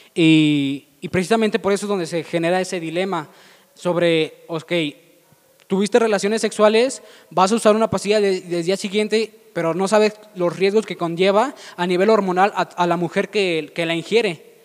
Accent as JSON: {"language": "Spanish", "town": "León", "region": "Guanajuato", "country": "Mexico", "said": "nosotros que somos de León, Guanajuato"}